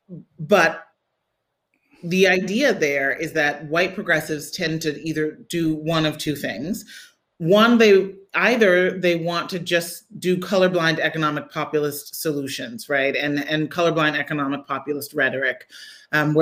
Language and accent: English; Midwest, United States; I grew up in the Midwest